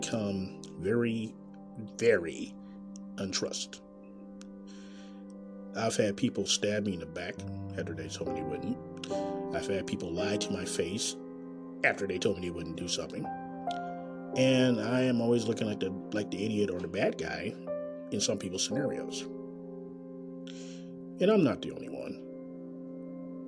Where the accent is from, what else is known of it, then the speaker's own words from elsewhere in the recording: Kansas City, Missouri, United States; Coming live in direct from Kansas City, Missouri, my hometown.